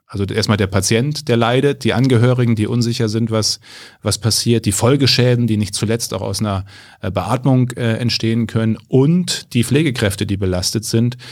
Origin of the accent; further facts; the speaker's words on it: Münsterland, North Rhine-Westphalia, Germany; Ich komme ja aus dem Münsterland